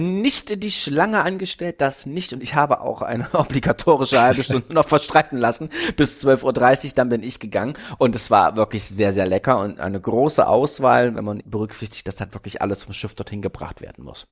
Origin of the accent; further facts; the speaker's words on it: Berlin, Germany; Ich als Berliner